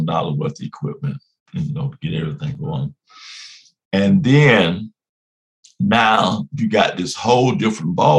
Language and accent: English; Miami, Florida, United States; moved away as an adult; now in Buena Vista, Georgia, United States; at the age of 4 or 5, we moved to Miami, Florida